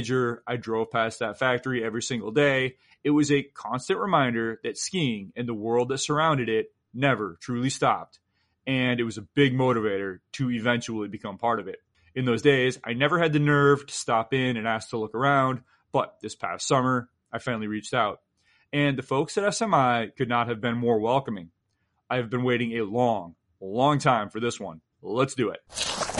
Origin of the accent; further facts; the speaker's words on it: Sanford, Michigan, United States; I grew up in Midland County, Michigan, in a little town called Sanford that's about 10 miles away from your factory